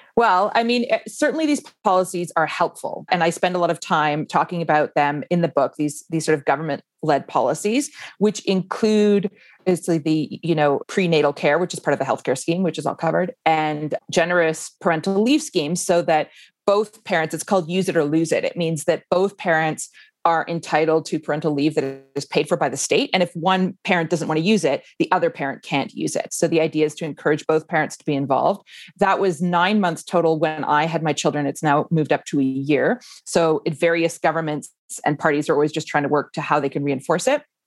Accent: Canada; moved away as an adult; now in Iceland; foreign born, like I am, I grew up in Canada

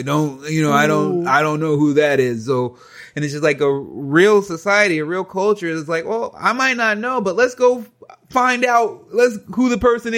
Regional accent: United States; I'm a grown adult. I'm an American.

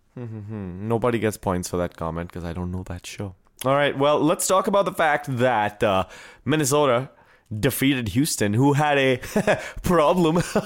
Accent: India; moved away as an adult; I was from India

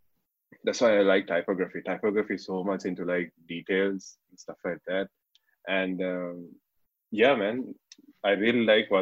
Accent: Kandy, Central Province, Sri Lanka; I'm from Kandy originally.

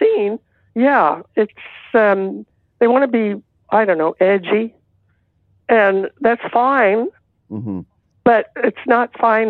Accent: Texas, United States; Because I'm from Texas and my family was from Arkansas.

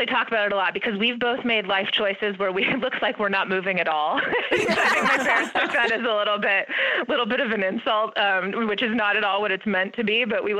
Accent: St. Louis, Missouri, United States; also born or lived in Indiana / Michigan / Ohio / Minnesota; But I was born in Indiana, moved to Michigan, Ohio, Minnesota, Missouri, spent a few stints in Texas, and then ended up going to high school in St. Louis.

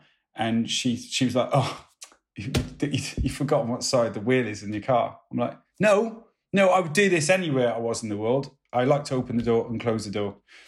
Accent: Welsh, Wales, United Kingdom; also born or lived in United States; I'm Welsh

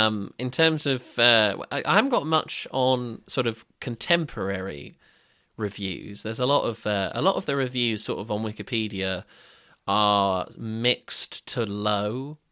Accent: Brighton, South East England, United Kingdom; Growing up in Brighton in the mid-aughts, what a time.

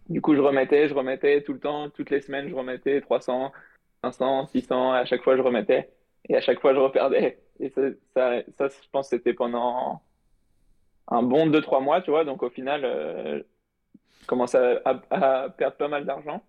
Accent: Paris region, Île-de-France, France; je, suis de région parisienne

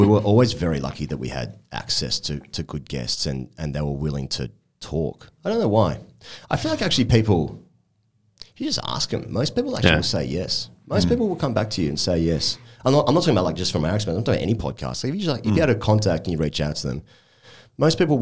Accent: Sydney, New South Wales, Australia; moved away; I'm from Sydney, I went back home maybe 2 or 3 months ago

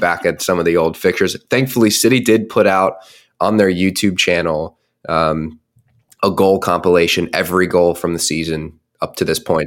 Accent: United States; moved away; my hometown outside, right outside of Washington, D C.

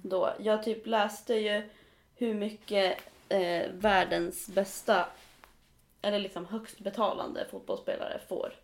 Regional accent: Riddarhyttan, Västmanland, Sweden; Riddarhyttan där jag är ifrån

